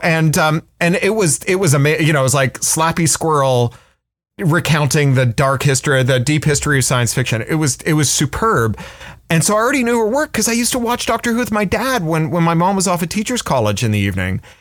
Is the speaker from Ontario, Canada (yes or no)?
yes; Toronto, Ontario, Canada; I, I grew up in Toronto, which, which was a city full of writers who were very accessible.